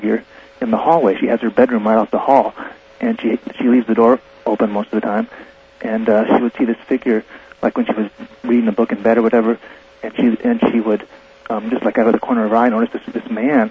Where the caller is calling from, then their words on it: San Diego, California, United States; I'm calling from San Diego.